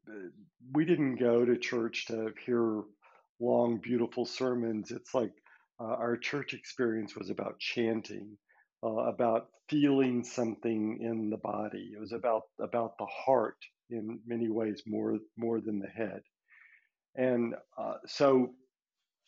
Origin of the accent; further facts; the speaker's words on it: Birmingham, Alabama, United States; now in Spain; I grew up in Birmingham, Alabama